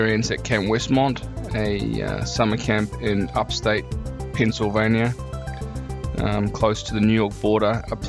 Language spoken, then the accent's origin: English; New Zealand; now in Australia; I'm from New Zealand. Been here 10 years.